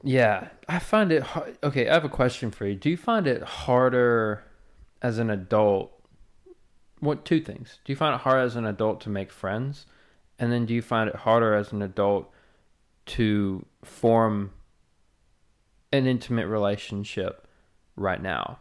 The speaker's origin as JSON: {"language": "English", "area": "the South", "region": "Southern United States", "country": "United States", "accent": "Southern", "said": "us, like, Southern folks are. Like, I'm that way. My accent really comes out when I'm getting either passionate or mad as fuck."}